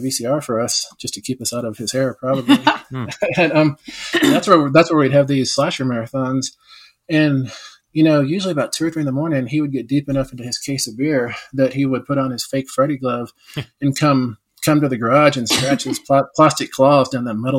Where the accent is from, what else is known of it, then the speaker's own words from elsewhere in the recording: West Texas, United States; growing up in West Texas, I was the only Indian for miles and miles around